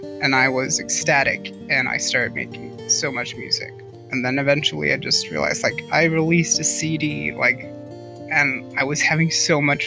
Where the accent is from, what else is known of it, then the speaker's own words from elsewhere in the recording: Norway; I am a musician from Norway.